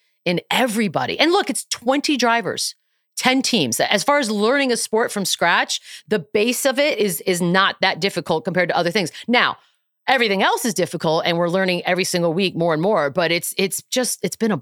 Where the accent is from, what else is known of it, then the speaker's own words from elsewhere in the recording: United States; I'm an arrogant American